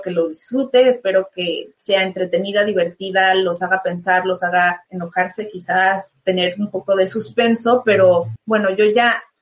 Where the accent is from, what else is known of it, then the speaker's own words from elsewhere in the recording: Mexico; Adriana Barraza y yo somos mexicanas, por fin llega a nuestro país